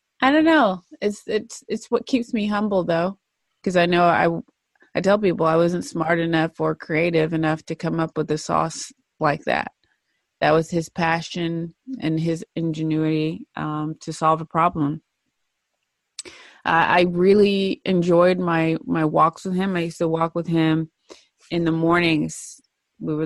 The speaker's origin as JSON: {"language": "English", "town": "Cookeville", "region": "Tennessee", "country": "United States", "tie": "born or raised there", "said": "I'm from Tennessee originally, born and raised"}